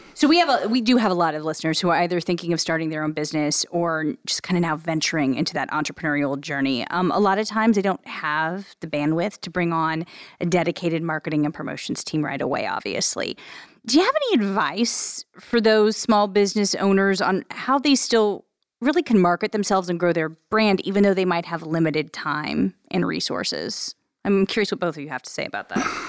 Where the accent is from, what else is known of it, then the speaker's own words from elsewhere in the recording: Illinois, United States; now in Columbus, United States; I'm from Illinois originally